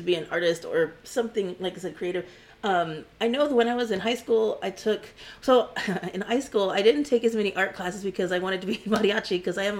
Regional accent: Corpus Christi, Texas, United States; Yes. I'm from Corpus Christi. I graduated from Ray High School

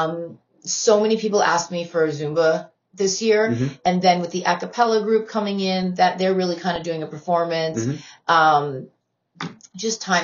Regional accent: Canada; moved away; I grew up in Canada

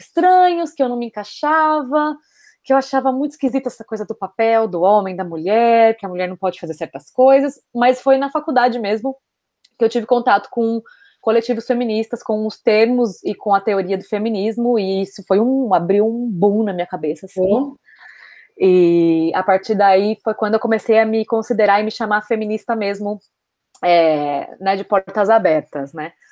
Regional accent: São Paulo, Brazil; moved away as an adult; now in Barcelona, Spain; moro em Barcelona, é, nasci em São Paulo, vivi quase toda a minha vida em São Paulo.

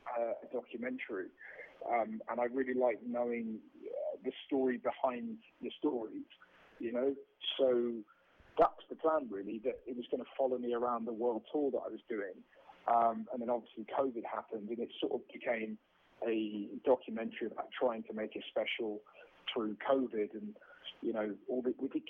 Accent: England, United Kingdom; I'm British

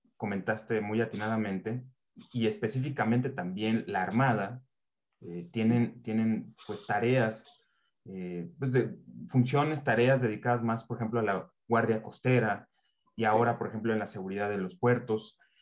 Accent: Mexico; como mexicano

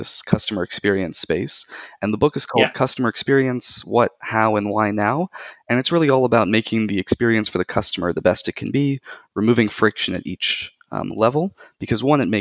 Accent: United States; moved away as an adult; now in Tel Aviv, Israel; I'm originally from the United States

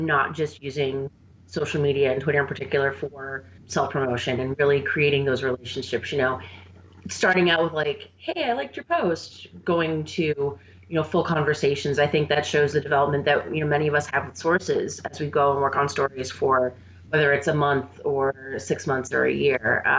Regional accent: Buffalo, New York, United States; any mention of Buffalo is going to get applause from me. I am completely totally biased when it comes to my hometown.

